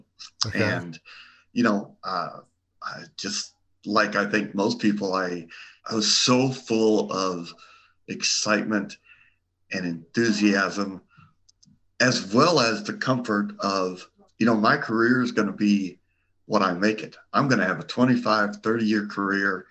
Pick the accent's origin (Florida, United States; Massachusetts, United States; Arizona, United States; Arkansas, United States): Arizona, United States